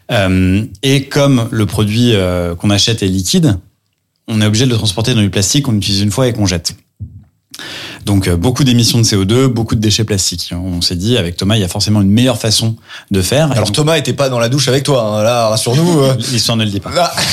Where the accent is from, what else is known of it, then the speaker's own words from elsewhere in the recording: Lyon, Auvergne-Rhône-Alpes, France; also born or lived in New York; now in Paris, France; j'ai 32 ans. Je suis marié, je suis papa d'un petit Gaspard qui a un an et demi. Je suis originaire de Lyon, mais euh, voilà, parisien d'adoption depuis euh, depuis quelques années.